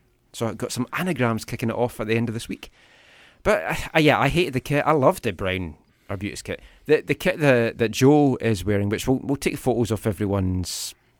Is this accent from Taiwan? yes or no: yes; Taiwan; Oh, look at you. I grew up in Taiwan.